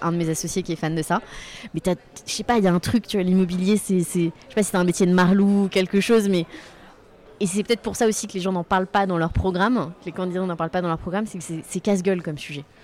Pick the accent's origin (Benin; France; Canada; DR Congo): France; Limoges, Nouvelle-Aquitaine; je viens de Limoges, on sortait tous les week-ends aller voir mes grands-parents qui vivent dans un village, je sais pas, à 10 km de Limoges